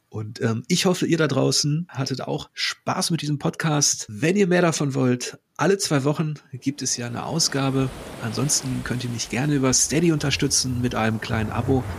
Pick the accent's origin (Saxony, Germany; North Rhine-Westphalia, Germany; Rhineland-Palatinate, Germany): North Rhine-Westphalia, Germany; Ruhr area; now in Hamburg, Germany; ich komme ja aus dem Ruhrgebiet, bin da, äh, bin da geboren